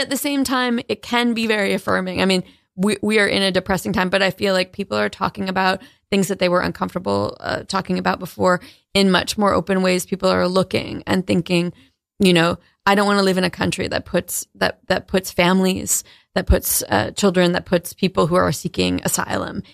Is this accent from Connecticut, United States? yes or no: yes; New London, Connecticut, United States; moved away; also born or lived in Maine; I grew up in New London, Connecticut